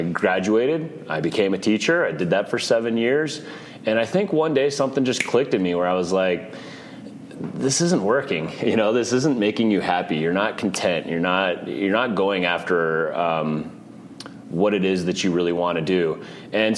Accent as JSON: {"language": "English", "town": "Arvada", "region": "Colorado", "country": "United States", "tie": "born or raised there", "said": "I grew up in Arvada, Colorado, so just a suburb of Denver."}